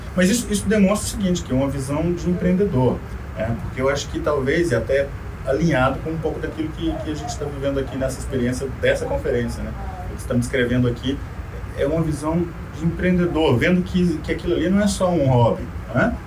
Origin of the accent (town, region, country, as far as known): Brazil; first language Portuguese; moved away